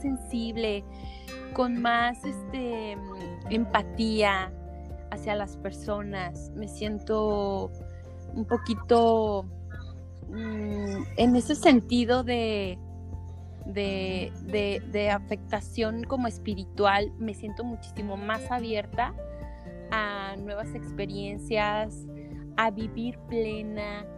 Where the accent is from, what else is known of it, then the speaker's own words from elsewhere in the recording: Guadalajara, Jalisco, Mexico; moved away as an adult; Soy tapatía, pero de corazón costeño